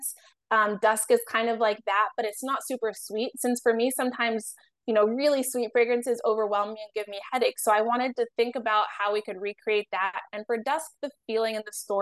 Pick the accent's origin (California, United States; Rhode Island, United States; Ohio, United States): Ohio, United States; now in New York, United States; I grew up in Ohio